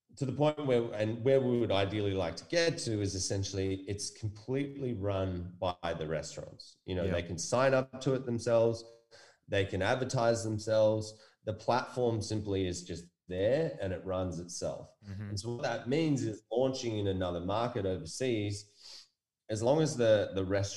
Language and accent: English; United States; now in Australia; I was born in America